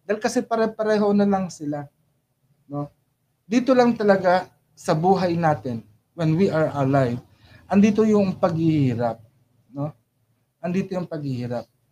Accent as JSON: {"language": "Tagalog", "country": "Philippines", "also_born_or_lived": "Saudi Arabia", "said": "especially bilang Pilipino"}